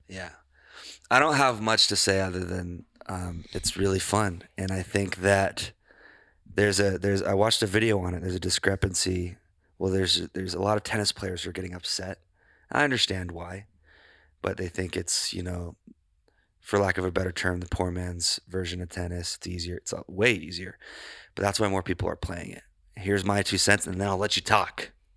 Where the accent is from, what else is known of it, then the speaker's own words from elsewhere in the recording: Glenwood, United States; my hometown